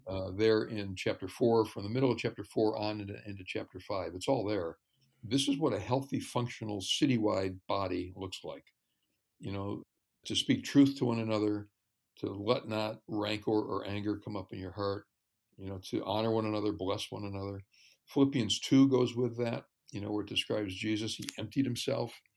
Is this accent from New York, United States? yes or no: yes; New York, United States; I grew up in New York State